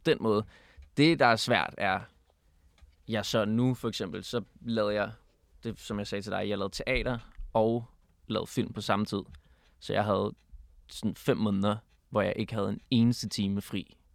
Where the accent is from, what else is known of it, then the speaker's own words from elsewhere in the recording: Copenhagen, Capital Region of Denmark, Denmark; also born or lived in Berlin, Germany; jeg er født på Nørrebro, og så min far har været lærer på Bernadotteskolen, så jeg har gået